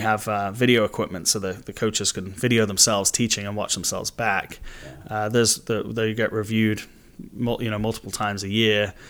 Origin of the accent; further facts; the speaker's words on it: Manchester, North West England, United Kingdom; moved away as an adult; now in United States; I grew up in Manchester, in England, so it's, it's been in the blood since I was born